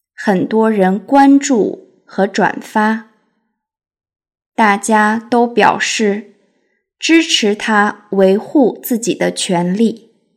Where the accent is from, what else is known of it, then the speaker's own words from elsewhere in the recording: China; 我作为一个中国人